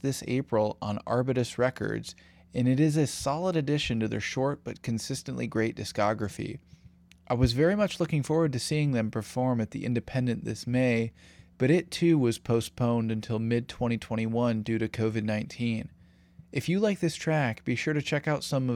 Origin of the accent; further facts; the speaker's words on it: Michigan, United States; my home state of Michigan